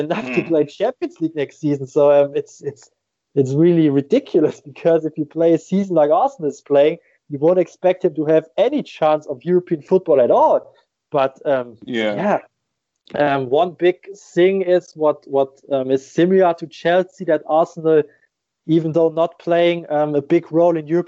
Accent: Germany; I just started at my hometown club

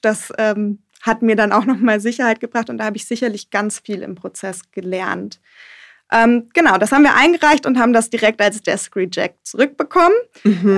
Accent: Germany; now in Düsseldorf, Germany; Dann geht es für mich erstmal in meine Heimat und zwar an den Bodensee

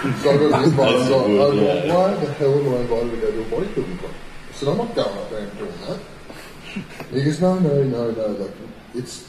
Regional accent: Port Macquarie, New South Wales, Australia; moved away as an adult; now in Brisbane, Australia; my hometown, Port Macquarie.

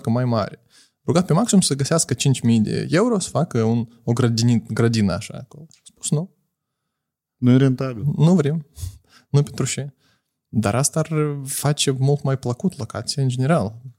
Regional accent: Moldova; noi suntem moldoveni

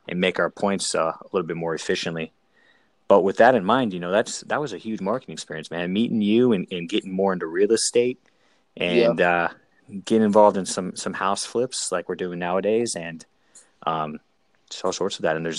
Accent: San Diego, California, United States; moved away; also born or lived in San Francisco Bay Area / San Luis Obispo; I grew up in San Diego.

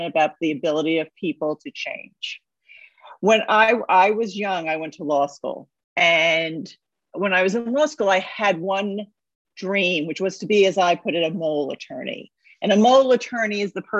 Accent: New York City, New York, United States; I am from New York City

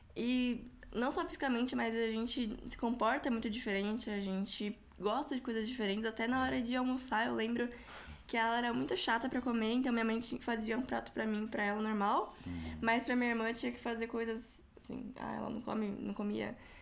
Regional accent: São Paulo, Brazil; eu, fui criada, nasci, fui criada na, na Zona Leste

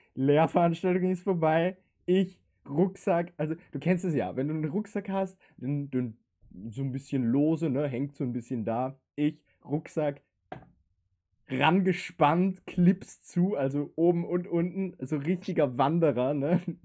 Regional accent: Linz, Upper Austria, Austria; bei uns in Linz

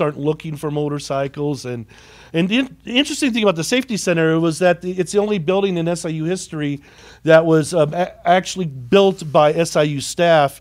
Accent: Carbondale, Illinois, United States; moved away as an adult; I was born and raised in Carbondale.

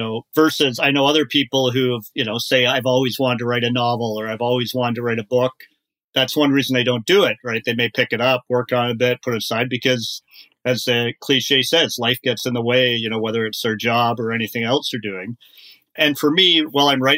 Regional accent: Kitchener, Ontario, Canada; moved away as an adult; now in Toronto, Canada; I grew up in Kitchener-Waterloo

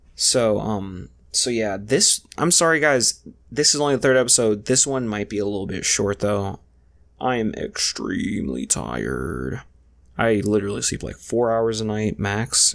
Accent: Lorain, Ohio, United States; I'm from Lorain, Ohio

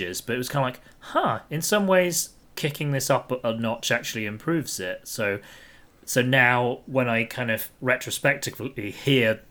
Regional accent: Athens, Georgia, United States; moved away; growing up in Athens, Georgia

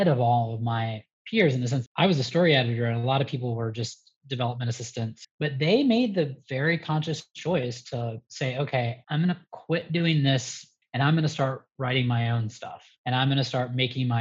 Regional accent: Atlanta, Georgia, United States; born or raised there; moved away as an adult; also born or lived in Los Angeles / New York

